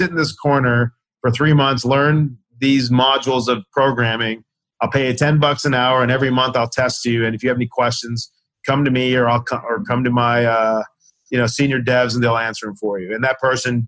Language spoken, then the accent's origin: English; Owensboro, Kentucky, United States; moved away as an adult; also born or lived in Chicago / Washington, D.C. / New York / San Francisco; growing up in Owensboro, Kentucky